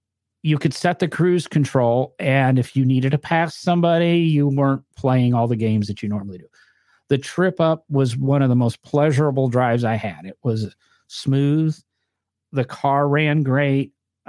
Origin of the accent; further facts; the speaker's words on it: the North, United States; accent: northern; And somebody's going to harass me because I guess I say comfortable weird, but that's my northern accent.